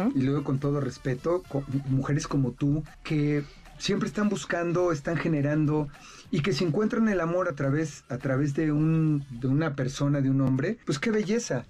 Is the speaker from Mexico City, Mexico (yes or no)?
yes; Mexico City, Mexico; Yo nací en Iztapalapa, por el Cerro del Peñón, por donde está la cabeza de Juárez. Y, en aquel tiempo eran basureros